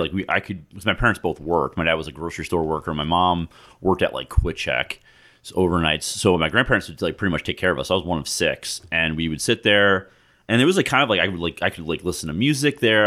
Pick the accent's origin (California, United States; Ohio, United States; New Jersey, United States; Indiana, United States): New Jersey, United States; Ocean Grove; I grew up in Ocean Grove in the nineties.